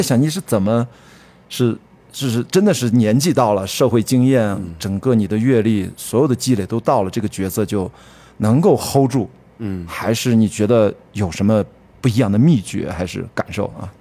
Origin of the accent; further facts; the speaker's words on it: Qingdao, Shandong, China; 我也是北方人，出生在青岛而已